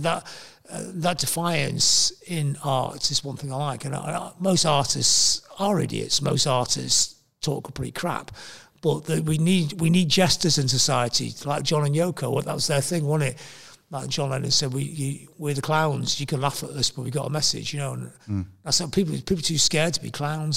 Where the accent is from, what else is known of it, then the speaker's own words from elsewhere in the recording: the north of England, United Kingdom; also born or lived in Manchester; I'm a Northerner. I come from the north of England.